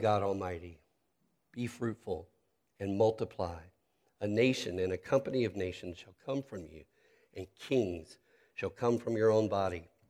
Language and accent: English; Charlotte, North Carolina, United States; moved away; also born or lived in Pensacola, Florida; my hometown, Charlotte, North Carolina